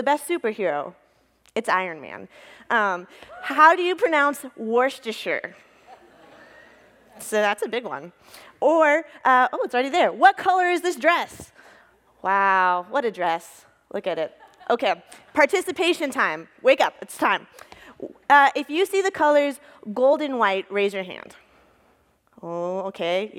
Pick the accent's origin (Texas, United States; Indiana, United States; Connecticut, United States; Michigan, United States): Texas, United States; moved away as an adult; now in Duluth, United States; I grew up in Texas and then moved to Duluth in 2014